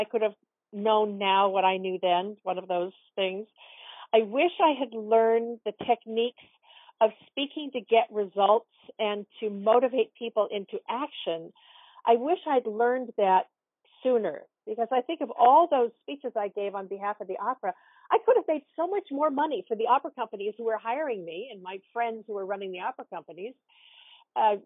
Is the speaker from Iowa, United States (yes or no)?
no; Portland, Oregon, United States; I grew up in Portland, Oregon, and I grew up going to a children's theater